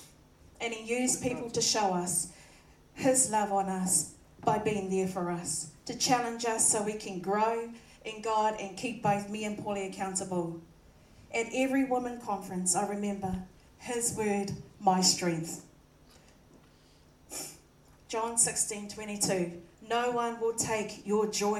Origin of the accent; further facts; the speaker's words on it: Auckland, New Zealand; I was born in New Zealand and raised by both my mum and dad. We lived in Glen Innes and Panmure in most of my childhood years.